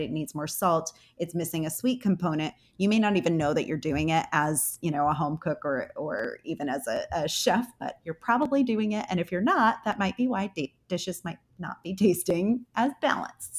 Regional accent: Connecticut, United States; moved away; also born or lived in Houston; I'm from Connecticut, so we had a growing season of three months there

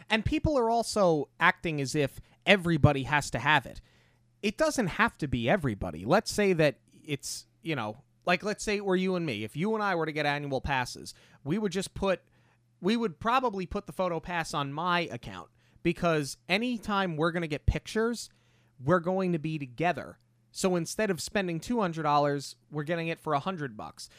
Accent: New York, United States; we're from New York

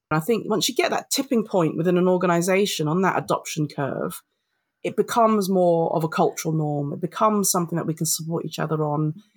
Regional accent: London, United Kingdom; I'm British born Filipino, I'm a Londoner

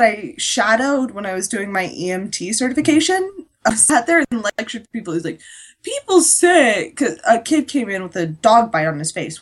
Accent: United States; I'm fine being an American.

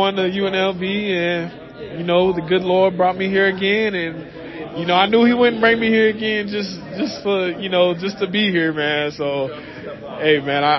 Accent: Louisville, Kentucky, United States; moved away as an adult; also born or lived in Las Vegas; now in Provo, United States; my hometown of Louisville, Kentucky.

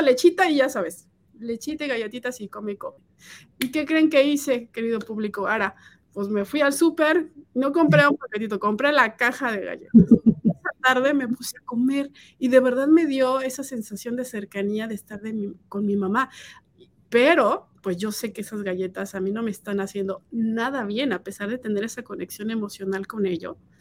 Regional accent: Mexico; now in United States; yo soy de México

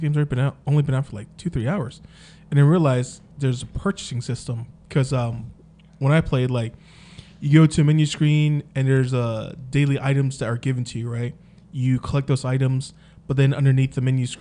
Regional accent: Las Vegas, Nevada, United States; we are from Vegas.

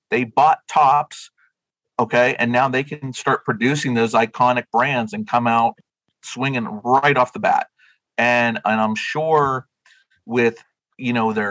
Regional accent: Western Pennsylvania, United States; now in New Jersey, United States; I'm from Western Pennsylvania.

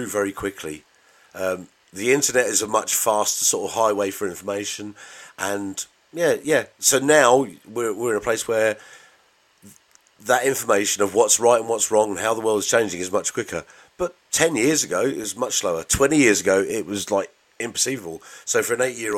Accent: Bedford, East of England, United Kingdom

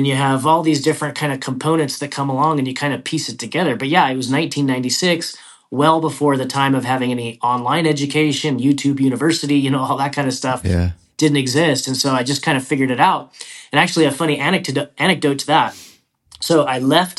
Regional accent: Idaho, United States; moved away as an adult; I was born and raised in Idaho, and that's where I started investing

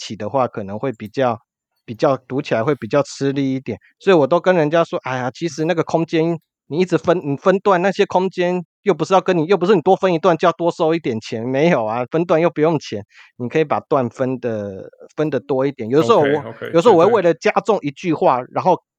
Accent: Kaohsiung, Taiwan; 这搞不好是我们高雄人的特性，

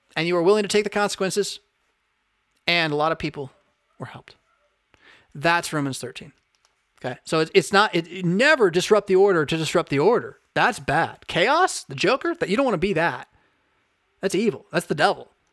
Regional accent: United States; as an American

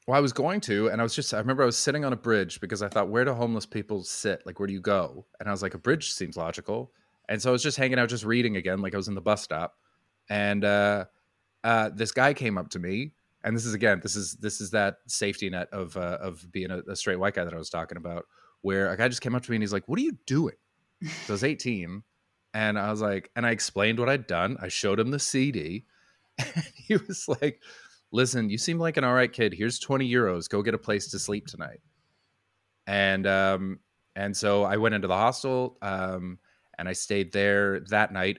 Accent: Vancouver, British Columbia, Canada; moved away as an adult; also born or lived in Brighton / Montreal; now in United Kingdom; I'm from Vancouver. Well, just outside

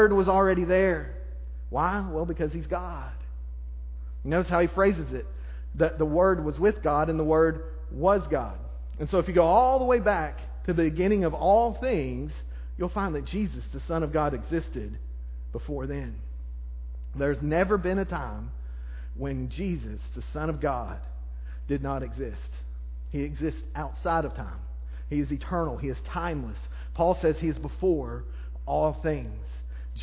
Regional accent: Arkansas, United States; I'm from Arkansas

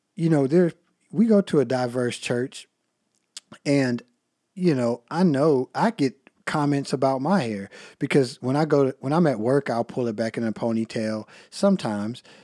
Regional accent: United States; accent: country; my country accent

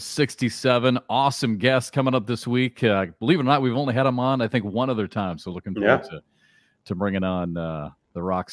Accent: Charleston, South Carolina, United States; here at the College of Charleston, here in my hometown

